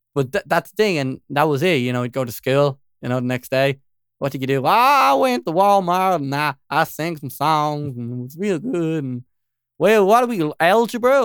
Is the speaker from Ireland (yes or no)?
yes; Dublin, Leinster, Ireland; I'm just from, like, North Side